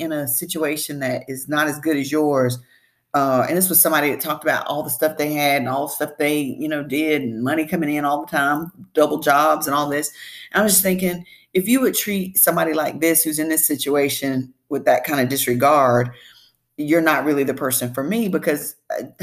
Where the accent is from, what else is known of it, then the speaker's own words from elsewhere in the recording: the South, Southern United States, United States; I'm a Southerner, Southern Belle, born and bred